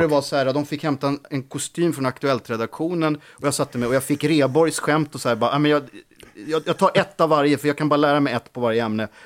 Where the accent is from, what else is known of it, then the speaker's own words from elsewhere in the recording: Sweden; moved away; also born or lived in Lidingö / Gothenburg; på gården, Holaveden, där jag växte upp